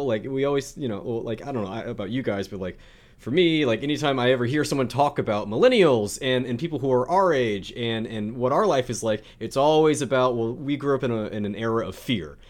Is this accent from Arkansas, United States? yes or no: no; South Louisiana, United States; where I'm from, South Louisiana